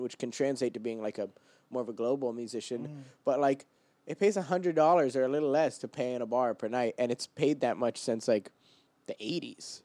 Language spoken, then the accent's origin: English; Portland, Oregon, United States; moved away as an adult; now in New York City, United States; I'm from Portland, Oregon